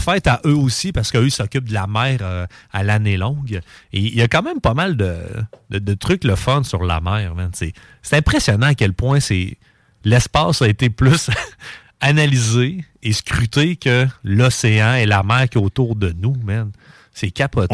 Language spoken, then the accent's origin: French; Quebec City, Quebec, Canada; je je viens de Québec, je viens de Charlebourg